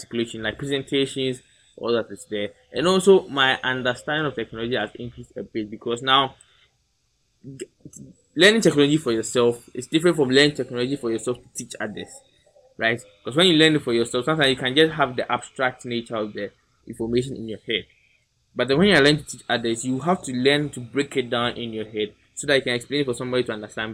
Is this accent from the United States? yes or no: no; Ghana; being a Ghanaian